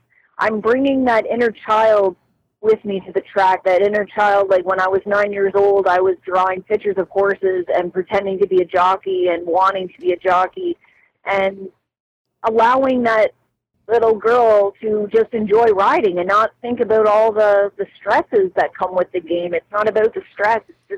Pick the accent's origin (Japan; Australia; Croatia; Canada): Canada; Cobourg, Ontario; Coburg, Roseneath area.